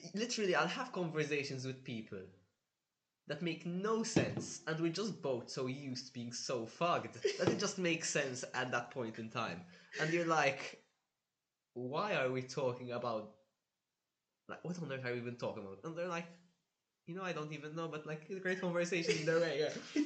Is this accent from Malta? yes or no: yes; Malta; moved away as an adult; now in Budapest, Hungary; I'm from Malta